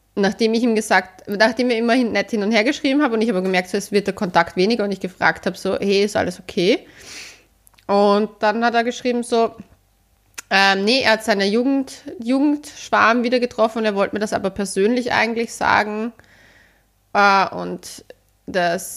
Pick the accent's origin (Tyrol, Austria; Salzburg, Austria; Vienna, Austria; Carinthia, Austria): Vienna, Austria; ich bin ja eigentlich Wienerin, aber meine Mama ist ja aus Oberösterreich